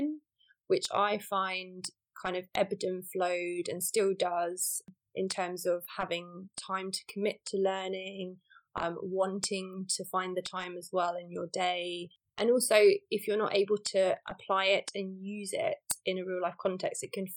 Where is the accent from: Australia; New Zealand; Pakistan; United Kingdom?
United Kingdom; just south of London, South East England; also born or lived in Beijing, China / Edinburgh; now in London, United Kingdom; my hometown is just south of London, and the proximity to London is one of the things I've loved most about living and growing up in this area.